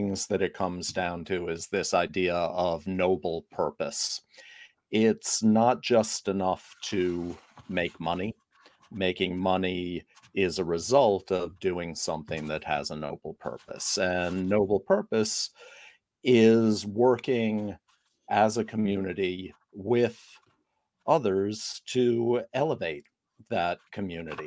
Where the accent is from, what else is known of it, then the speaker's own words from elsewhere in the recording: New York, United States; growing up in New York, I didn't have a lot of access to team sports